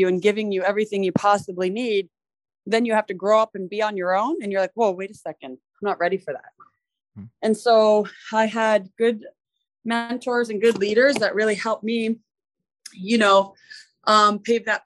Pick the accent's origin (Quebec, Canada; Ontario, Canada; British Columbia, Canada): Ontario, Canada; Mississauga; moved away; also born or lived in Minnesota; I grew up in Mississauga, which is a city next to Toronto.